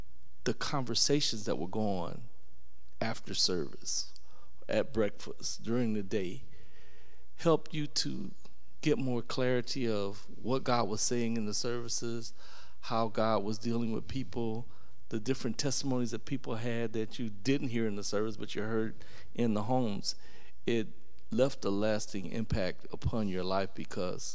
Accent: Alabama, United States; moved away as an adult; I was from Alabama, a college student

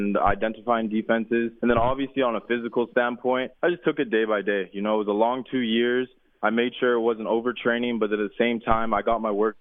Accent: Surrey, British Columbia, Canada; also born or lived in Manitoba; growing up, a young kid in BC

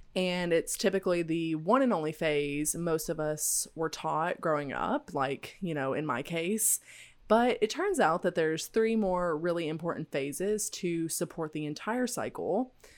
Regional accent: Tennessee, United States; I grew up in the South, in Tennessee

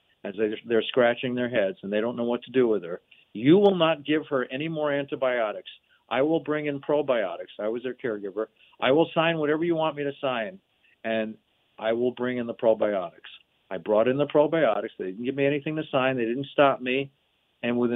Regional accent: New Jersey, United States; now in Los Angeles, United States; I was born in New Jersey

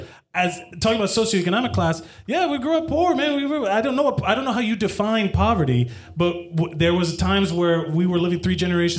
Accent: Miami, Florida, United States; I'm from Miami in the 80s.

